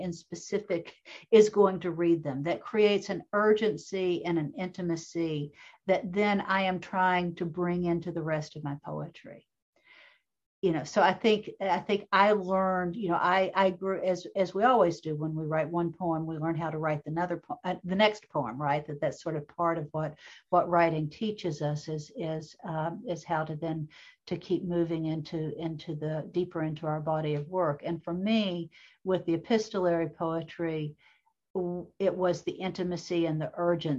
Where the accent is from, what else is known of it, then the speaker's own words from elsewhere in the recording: Appalachia, United States; it was looking back into growing up in Appalachia.